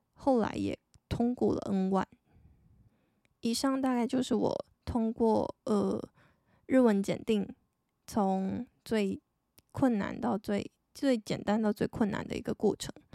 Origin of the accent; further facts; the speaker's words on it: Taiwan; 我是一个台湾人，然后目前是二十七岁的上班族女生